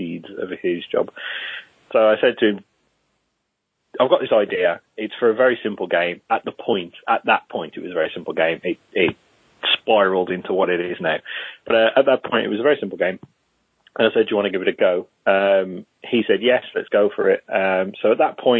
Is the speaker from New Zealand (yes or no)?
no; Wolverhampton, West Midlands, United Kingdom; moved away as an adult; also born or lived in Middlesbrough; I'm originally from Wolverhampton.